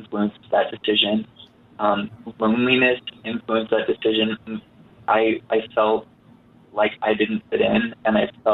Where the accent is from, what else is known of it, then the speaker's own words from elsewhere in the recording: Utah, United States; I grew up in Utah and in the most religious county in the state.